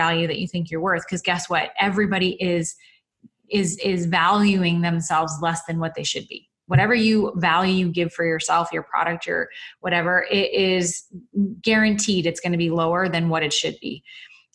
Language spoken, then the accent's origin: English; Canada; I'm a Canadian